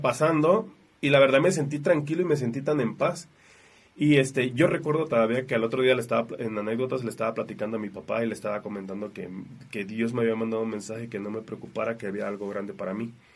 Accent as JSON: {"language": "Spanish", "country": "Mexico", "said": "de las 60 personas nada más éramos como 6 mexicanos"}